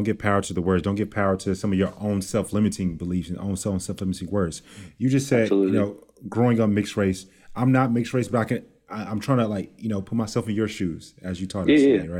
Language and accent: English; Texas, United States; I'm from Texas